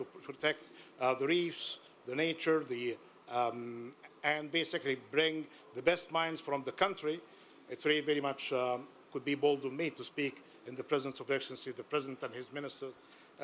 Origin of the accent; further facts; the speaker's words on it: Egypt; representing my home country, Egypt